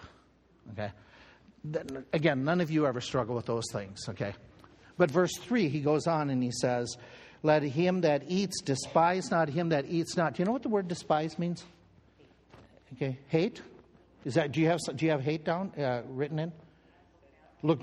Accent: United States

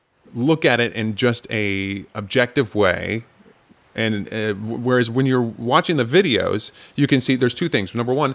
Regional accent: North Dakota, United States; now in New York, United States; I grew up on a farm in North Dakota

